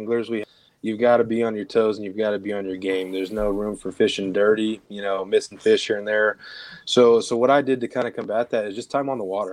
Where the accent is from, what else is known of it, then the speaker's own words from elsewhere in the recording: Southern Illinois, United States; moved away as an adult; now in Texas, United States; I'm originally from Illinois, Southern Illinois, about 5 hours south of Chicago